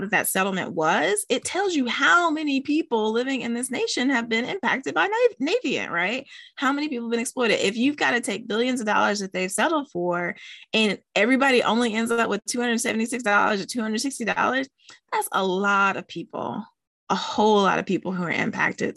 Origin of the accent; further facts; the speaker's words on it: West Virginia, United States; my home state of West Virginia